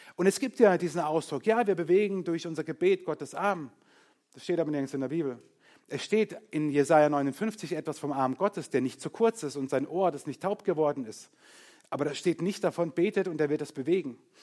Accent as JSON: {"language": "German", "country": "Germany", "said": "uns als Kultur, als Deutsche."}